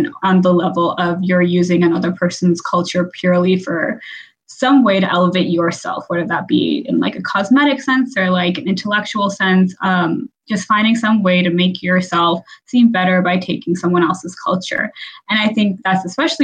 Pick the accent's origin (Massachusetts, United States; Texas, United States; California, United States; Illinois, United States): Texas, United States; I grew up in Texas